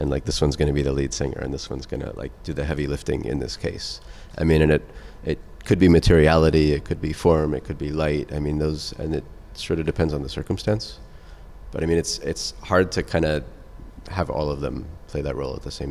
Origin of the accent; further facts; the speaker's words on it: New York City, New York, United States; moved away as an adult; now in Los Angeles, United States; I grew up in New York. It's my hometown